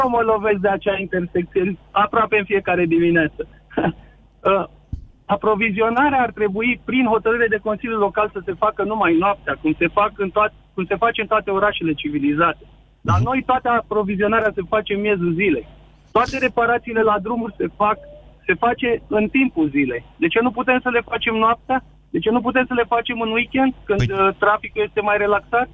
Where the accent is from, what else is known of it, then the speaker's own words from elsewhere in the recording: Sibiu, Sibiu County, Romania; De la Sibiu